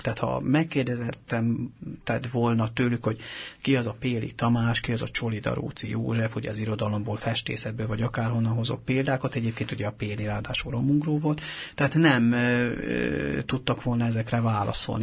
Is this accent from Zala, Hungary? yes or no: no; Kápolna, Heves, Hungary; moved away as an adult; now in Budapest, Hungary; Mi egy heves megyei kis településen nőttünk fel, ez Kápolnán van, Zegár mellett